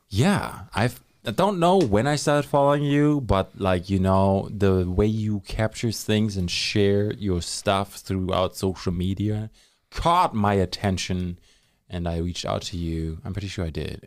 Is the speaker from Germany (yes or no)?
yes; Germany; now in Thunder Bay, Canada; when I was growing up in Germany.